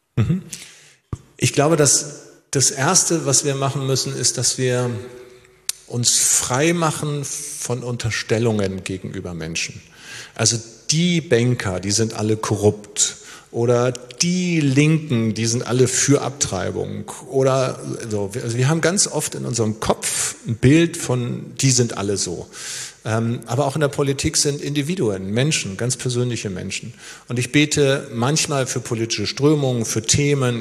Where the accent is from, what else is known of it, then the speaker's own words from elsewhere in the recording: Schleswig-Holstein, Germany; moved away; also born or lived in Lower Saxony / Gera, Thuringia; ich bin ja in Schleswig-Holstein aufgewachsen